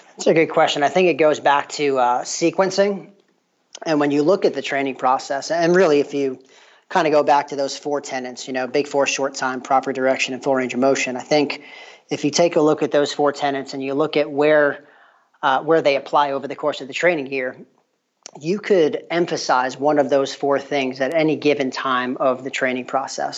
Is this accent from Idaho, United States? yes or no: no; New York, United States; moved away as an adult; also born or lived in Tennessee; now in LaGrange, United States; I'm actually from the Northeast. I grew up in New York